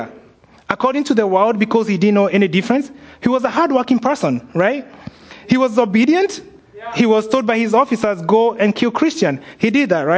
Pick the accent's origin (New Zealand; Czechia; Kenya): Kenya; moved away; growing up in Kenya